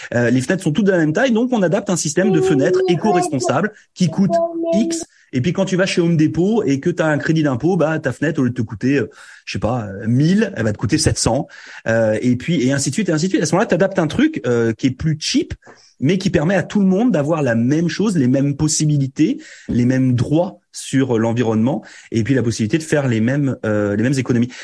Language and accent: French; France; now in Canada; quand on vient de France